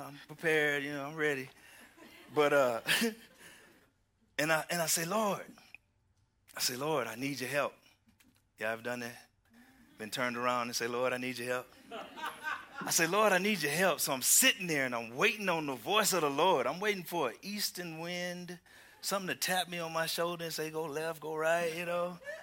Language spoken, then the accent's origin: English; Houston, Texas, United States; moved away; I am from Houston, Texas